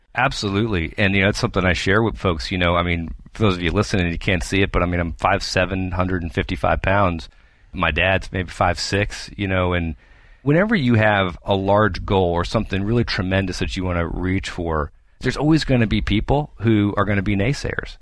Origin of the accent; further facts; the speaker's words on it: New Hampshire, United States; moved away; I'm originally from the East Coast, and my parents are still back there in New Hampshire